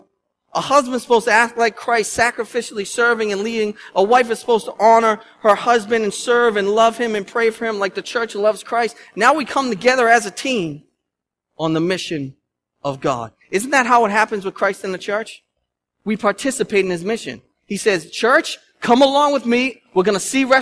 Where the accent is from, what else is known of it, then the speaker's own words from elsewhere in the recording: Lynn, Massachusetts, United States; I'm from Lynn. I'm a city boy at heart